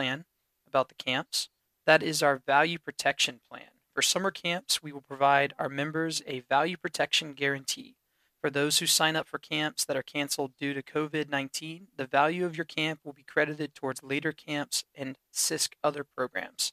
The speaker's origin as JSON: {"language": "English", "town": "Davidson", "region": "North Carolina", "country": "United States", "tie": "born or raised there", "moved": "as an adult", "said": "in North Carolina, we're from Davidson, so we're from here. We're not a transplant either. Been gone for 12 years, but now we're back"}